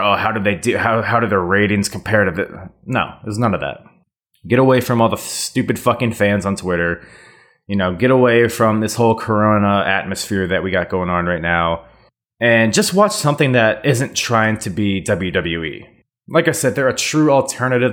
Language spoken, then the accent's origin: English; United States; now in Virginia, United States; as an American